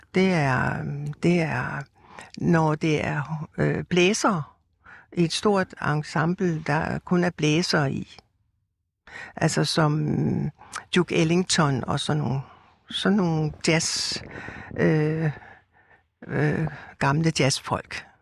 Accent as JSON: {"language": "Danish", "town": "Rødovre", "region": "Capital Region of Denmark", "country": "Denmark", "tie": "born or raised there", "said": "jeg er opvokset ude i Rødovre, som er en forstad til København"}